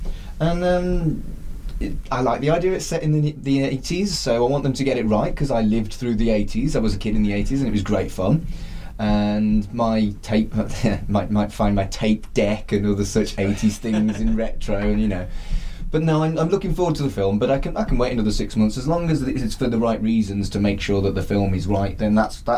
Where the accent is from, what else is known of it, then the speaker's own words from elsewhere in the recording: United Kingdom; We're British.